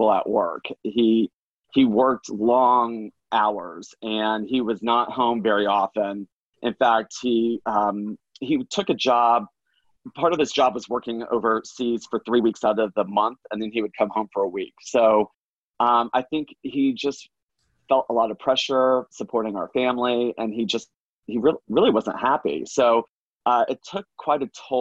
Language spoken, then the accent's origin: English; Orlando, Florida, United States; I grew up in Florida. I grew up in Orlando, actually, not too far away from Disney World